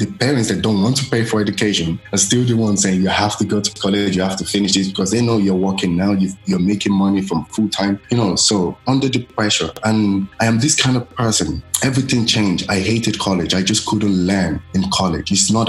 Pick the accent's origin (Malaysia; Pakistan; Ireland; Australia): Ireland; also born or lived in Nigeria; Growing up in Ireland is a little bit difficult actually. So let me just say, first of all, I don't have a degree. So I did go to school in Ireland. I didn't go to primary school in Ireland. I went to primary school in Nigeria because I was very young then.